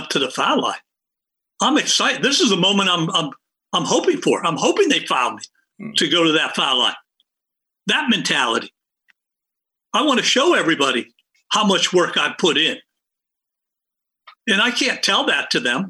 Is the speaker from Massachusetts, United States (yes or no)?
no; Pittsburgh, Pennsylvania, United States; also born or lived in Indiana; I grew up in Pittsburgh after moving from Indiana, Western PA